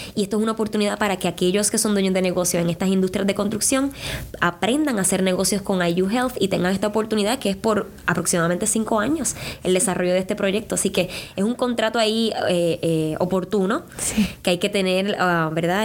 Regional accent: Puerto Rico; moved away as an adult; now in Indianapolis, United States; en Puerto Rico yo solía tener mi, mi pequeñito negocio de hacer flores

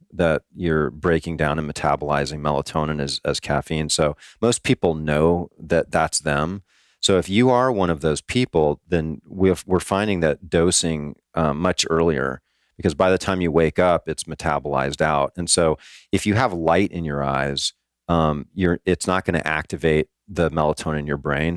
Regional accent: Hawaii, United States; now in Florida, United States; I grew up in Hawaii

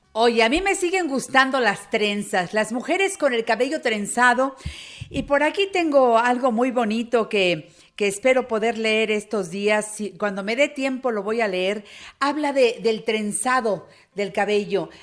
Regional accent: Mexico; los que somos mexicanos

